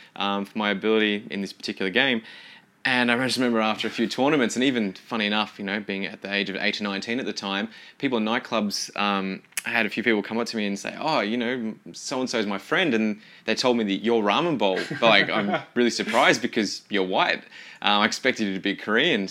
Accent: Kilmore, Victoria, Australia; also born or lived in Seymour; I grew up in Kilmore, went to an international school, did the IB program

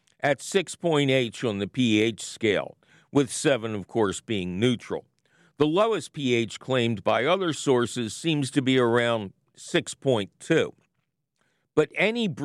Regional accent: Philadelphia, Pennsylvania, United States; I'm a Philadelphian

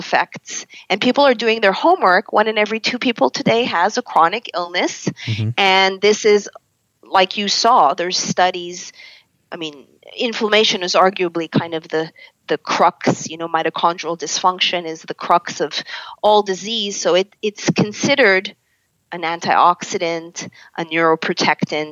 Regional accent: Canada; as a Canadian who's been through the ringer of Western medicine

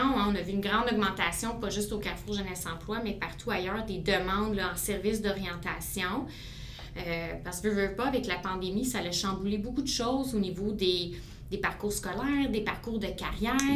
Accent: Aylmer, Quebec, Canada; je suis une fille de la région. J'ai grandi, j'ai évolué à Aylmer

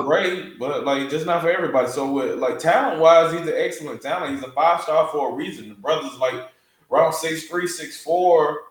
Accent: the South, United States; We are from the South

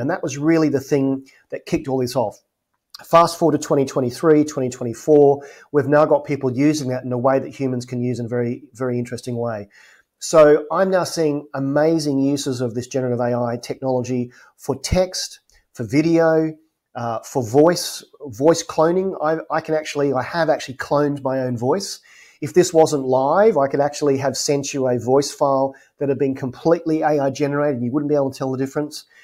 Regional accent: Adelaide, South Australia, Australia; moved away; my hometown of Adelaide, Australia

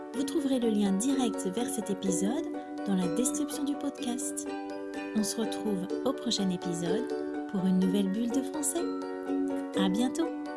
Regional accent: France; je suis française

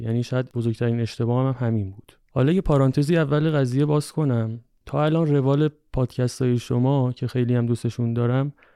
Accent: Tehran, Tehran Province, Iran; من تهران اصالتا ترکم حالا تهران زندگی

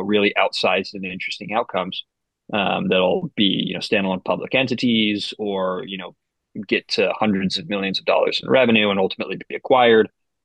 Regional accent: Boise, Idaho, United States; also born or lived in Chicago, Illinois; I was born in Chicago. We lived there till I was about 8, and then we moved over to Boise

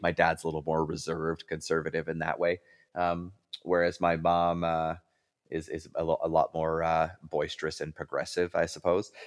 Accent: Canada; moved away as an adult; now in Buffalo, United States; as a Canadian citizen, even though I live in the United States

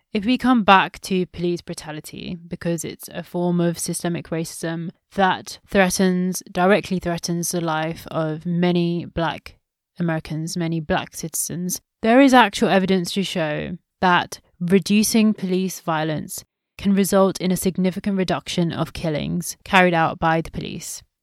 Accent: India; since I'm from India

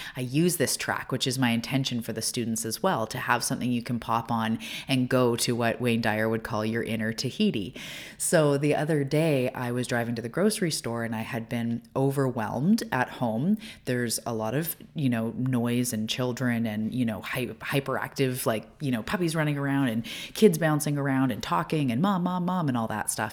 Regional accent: Canada; also born or lived in Vancouver Island; I'm a Canadian

